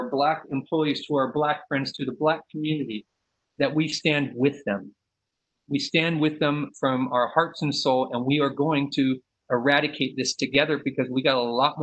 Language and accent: English; San Leandro, California, United States; I'm from the Bay Area. I grew up in San Leandro.